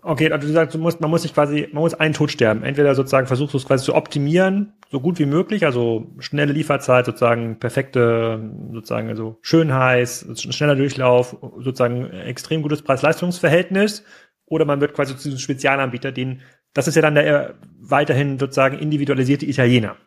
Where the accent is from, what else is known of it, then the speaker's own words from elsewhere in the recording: East Germany, Germany; also born or lived in Gettorf; Ich bin ja auch ein, sozusagen ein Kind des Ostens